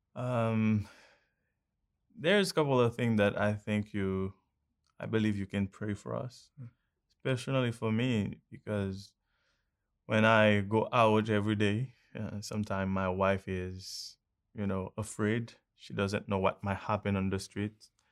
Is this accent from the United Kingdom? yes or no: no; Haiti; I'm from Haiti.